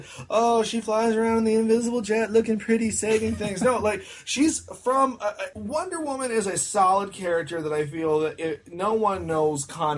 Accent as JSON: {"language": "English", "country": "United States", "said": "I'm American."}